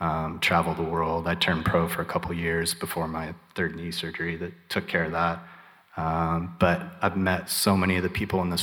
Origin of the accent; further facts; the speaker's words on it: Topeka, Kansas, United States; I grew up in Topeka, Kansas